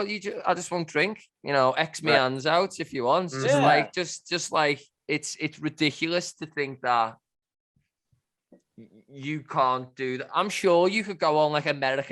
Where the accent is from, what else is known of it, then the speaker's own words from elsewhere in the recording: Liverpool, North West England, United Kingdom; now in Australia; I'm from Liverpool